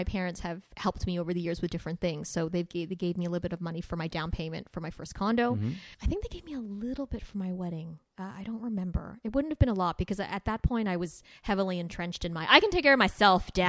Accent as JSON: {"language": "English", "town": "Winnipeg", "region": "Manitoba", "country": "Canada", "also_born_or_lived": "Toronto", "moved": "as an adult", "said": "I was from Winnipeg."}